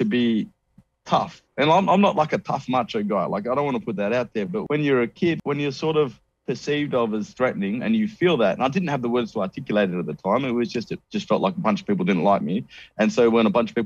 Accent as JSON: {"language": "English", "town": "Perth", "region": "Western Australia", "country": "Australia", "tie": "born or raised there", "said": "A suburb that I grew up in Perth"}